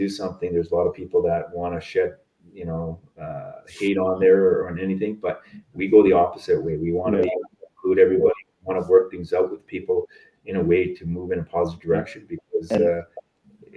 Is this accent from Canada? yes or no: yes; Sparwood, British Columbia, Canada; moved away; also born or lived in Edmonton; growing up in Sparwood, there was a lot of reserves nearby